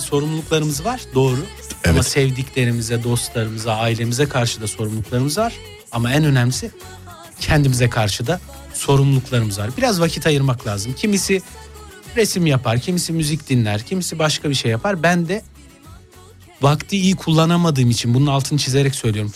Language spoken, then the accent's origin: Turkish; Gaziantep, Turkey; Gaziantep memleketimin takımını tutuyorum